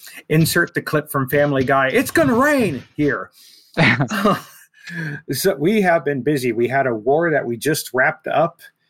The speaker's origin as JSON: {"language": "English", "region": "Idaho", "country": "United States", "said": "we say pop in Idaho"}